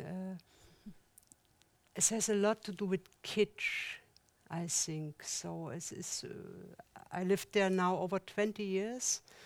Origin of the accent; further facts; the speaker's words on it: East Germany, Germany; English is a second language; moved away as an adult; also born or lived in Switzerland; now in Zurich, Switzerland; I come from the East Germany